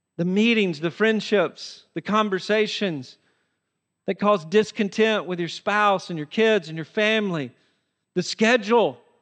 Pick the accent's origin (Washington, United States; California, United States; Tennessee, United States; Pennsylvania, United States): Tennessee, United States; I used to do this growing up in Tennessee.